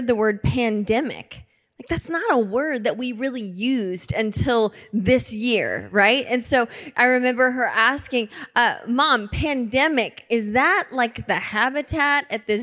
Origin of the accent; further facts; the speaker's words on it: Lincolnton, Georgia, United States; now in Tacoma, United States; my hometown in Lincolnton, Georgia